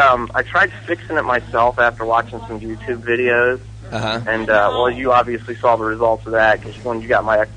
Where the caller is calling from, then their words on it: Ohio, United States; from Ohio.